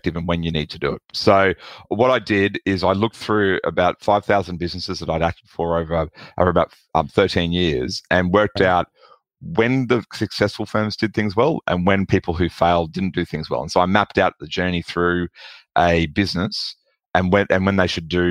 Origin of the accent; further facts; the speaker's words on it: Australia; accent: Australian; People can probably tell from my accent that I'm from Australia